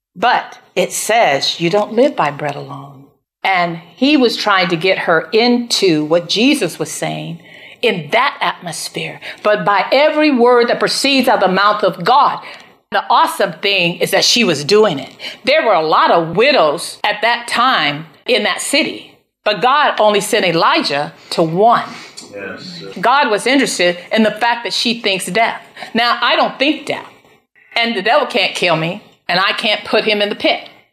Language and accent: English; United States; I'm an American